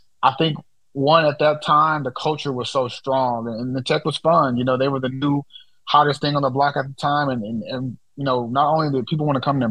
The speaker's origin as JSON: {"language": "English", "town": "Houston", "region": "Texas", "country": "United States", "said": "I'm from Houston"}